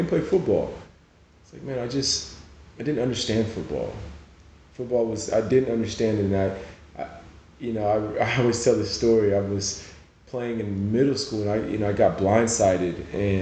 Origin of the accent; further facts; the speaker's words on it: Oklahoma, United States; moved away as an adult; also born or lived in Nigeria; now in Spain; I grew up in a Nigerian home in Oklahoma